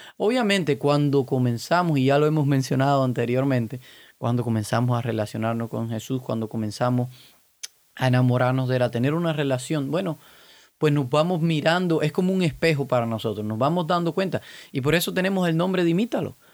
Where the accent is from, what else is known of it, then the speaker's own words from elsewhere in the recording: Cuba; yo soy cubano